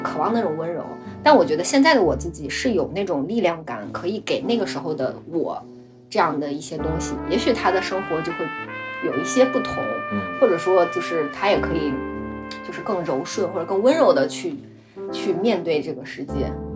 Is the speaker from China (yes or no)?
yes; Gansu, China; now in Beijing, China; 我老家是甘肃的，就我父母都是嗯。甘肃人